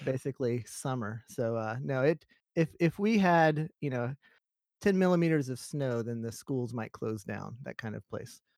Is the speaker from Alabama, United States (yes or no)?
yes; Alabama, United States; moved away as an adult; now in Japan; I grew up in Alabama